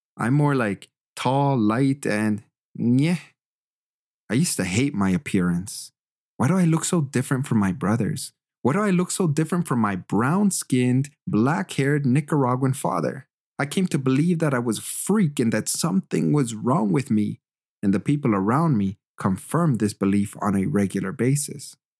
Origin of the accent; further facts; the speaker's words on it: Canada; moved away as an adult; also born or lived in Germany / Quebec; I'm also Canadian. This beautiful land has shaped my worldview and educated me. I have an open mind, and it's because I grew up in the great white north